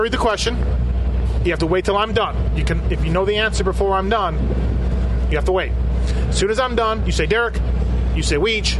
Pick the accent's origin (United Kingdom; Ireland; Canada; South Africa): Canada; Toronto, my home country.